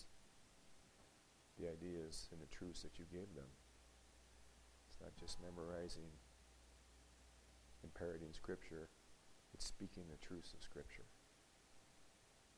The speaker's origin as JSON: {"language": "English", "country": "United States", "said": "an American who grew up with the right, along with everyone else in this country, to speak freely"}